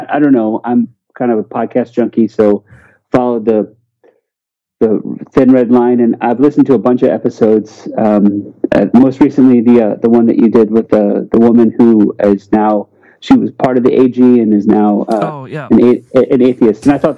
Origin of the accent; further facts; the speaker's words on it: St. Louis, Missouri, United States; also born or lived in Memphis, United States / Washington, D.C., United States; I am an American, and I guess I'm cisgendered, I'm white, I'm kind of a heteronormative guy. I'm from St. Louis, Missouri, because of my dad's work, we moved around quite a bit.